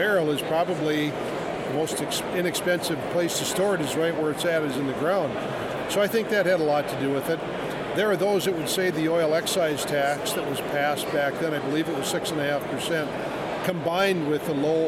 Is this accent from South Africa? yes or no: no; Dickinson, North Dakota, United States; also born or lived in Bismarck, North Dakota / Minot, North Dakota / Williston, North Dakota; now in Fargo, United States; I'm originally from Dickinson